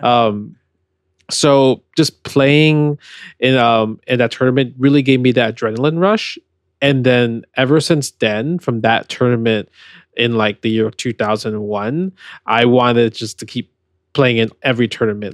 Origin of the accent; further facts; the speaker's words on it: New York, United States; I was born in New York